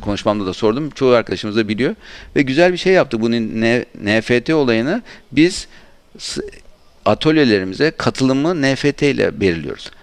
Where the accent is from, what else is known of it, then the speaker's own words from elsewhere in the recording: Aydın, Turkey; Ben Aydınlıyım esasında.